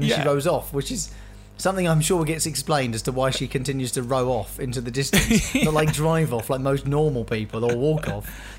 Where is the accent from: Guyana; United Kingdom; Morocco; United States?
United Kingdom; I'm British